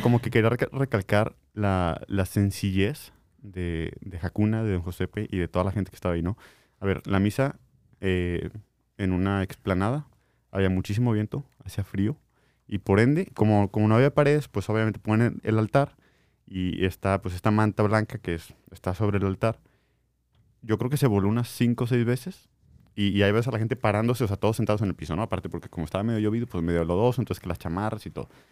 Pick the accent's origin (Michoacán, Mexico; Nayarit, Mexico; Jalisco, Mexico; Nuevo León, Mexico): Nuevo León, Mexico; Linares; moved away; yo soy de Linares